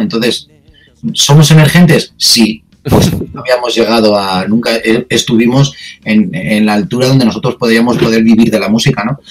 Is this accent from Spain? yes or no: yes; Spain; somos los españoles